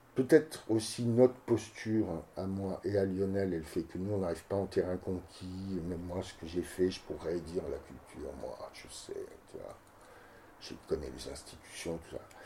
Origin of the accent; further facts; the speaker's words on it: Cannes, Provence-Alpes-Côte d'Azur, France; moved away as an adult; also born or lived in Nice / Paris / Marseille; now in Saint-Brès, France; je suis né à Cannes, j'ai fait mes études à Nice, je suis parti à Paris travailler comme danseur